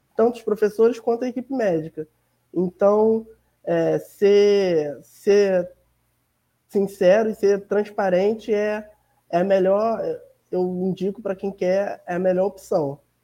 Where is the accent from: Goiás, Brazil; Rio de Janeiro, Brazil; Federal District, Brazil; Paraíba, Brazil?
Rio de Janeiro, Brazil; sou do Rio de Janeiro, moro em Milópolis, na Baixada Fluminense